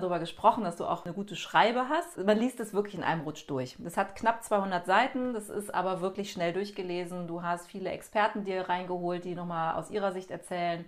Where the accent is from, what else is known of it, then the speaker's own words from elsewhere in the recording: Cologne, North Rhine-Westphalia, Germany; moved away; Ich bin wieder in Köln, meiner Heimatstadt